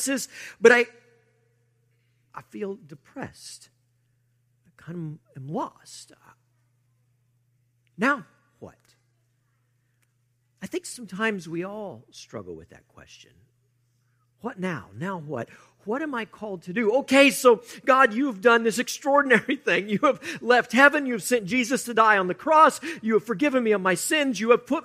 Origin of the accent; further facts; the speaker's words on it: United States; we, as American Christians